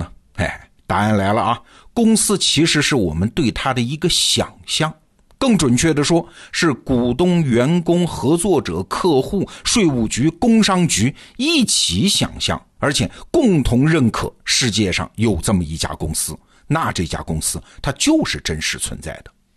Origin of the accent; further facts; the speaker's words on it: China; 我们中国人的老祖宗的共同想象